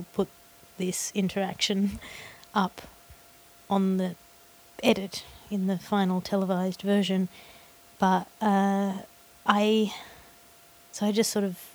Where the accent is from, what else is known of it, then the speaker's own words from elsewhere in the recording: Australia; in Australia my accent sounds a bit prissy